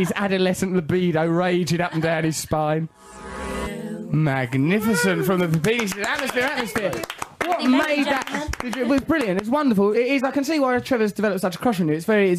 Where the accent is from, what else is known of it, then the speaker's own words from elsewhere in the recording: England, United Kingdom; I'm an English person.